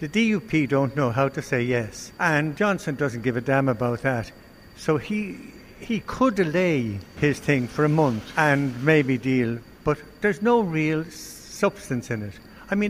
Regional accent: Ireland

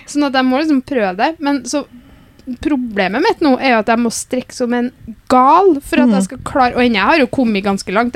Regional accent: Namsos, Trøndelag, Norway; accent: Namsos dialect; Hører at jeg er fra Namsos?

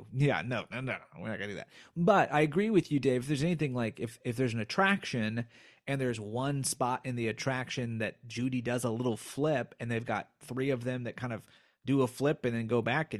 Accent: Berne, Indiana, United States; I grew up in Bern, Indiana, which is a Swiss, like created by Swiss Mennonites

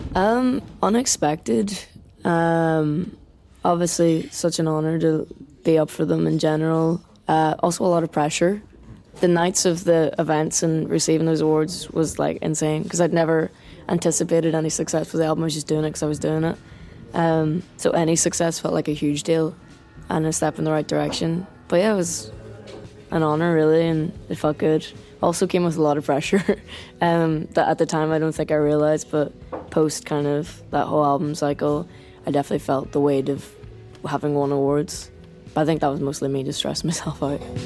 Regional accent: Ireland; as Irish people are very good at, like, slagging you and bringing you back down to earth

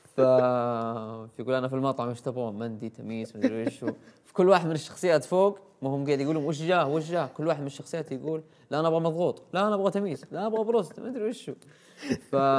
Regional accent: Al-Namas, Asir, Saudi Arabia; moved away as an adult; also born or lived in Abha; انا ولدت وعشت وتربيت اول سنوات حياتي في محافظه النواص في قريه صغيره اسمها الرهوه

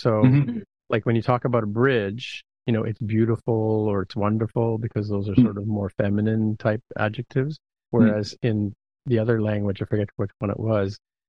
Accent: Canada; okay, sorry, sorry, because I'm Canadian, right?

